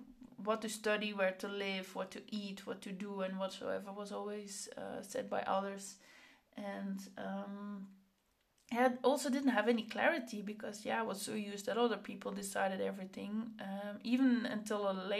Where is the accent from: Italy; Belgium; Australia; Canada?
Belgium; Flanders; accent: Flemish; now in Netherlands; I grew up in Belgium, so I have a Flemish, I speak Flemish, and then I moved to the Netherlands, and then I had a Flemish accent.